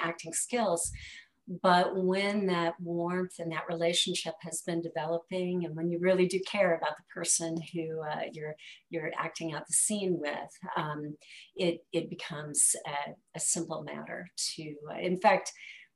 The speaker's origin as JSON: {"language": "English", "town": "Milwaukee", "region": "Wisconsin", "country": "United States", "tie": "born or raised there", "said": "we had two of us who were original Milwaukeeans"}